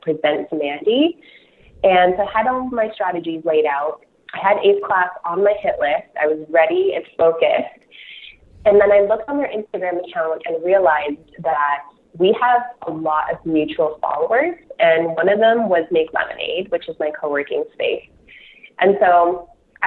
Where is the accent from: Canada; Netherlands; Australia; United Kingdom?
Canada; Toronto, Ontario; I'm from Toronto, so I don't have any Calgary connections